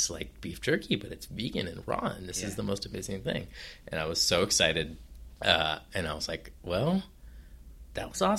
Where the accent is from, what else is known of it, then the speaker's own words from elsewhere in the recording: Oakland, California, United States; In, in California, in Oakland.